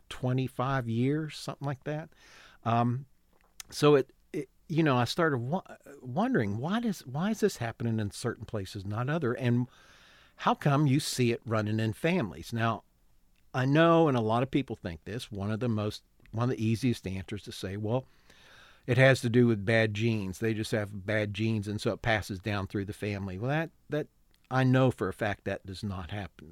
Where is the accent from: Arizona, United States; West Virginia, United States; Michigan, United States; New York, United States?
West Virginia, United States; Born and raised in West Virginia.